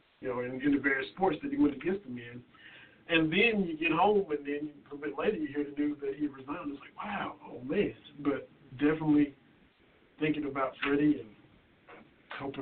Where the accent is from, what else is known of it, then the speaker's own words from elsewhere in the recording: Letcher County, Kentucky, United States; my hometown